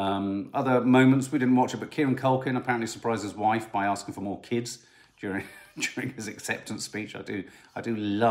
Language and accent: English; United Kingdom